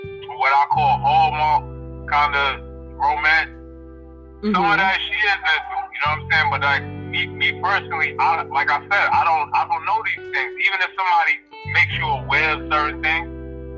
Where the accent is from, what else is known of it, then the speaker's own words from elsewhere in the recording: New York City, New York, United States; I'm from Brooklyn